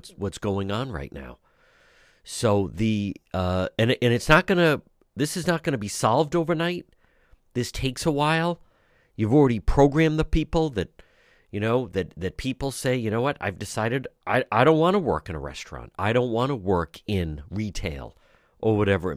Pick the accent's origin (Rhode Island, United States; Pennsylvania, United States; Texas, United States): Rhode Island, United States; Providence; I grew up in Edgewood, right not far from there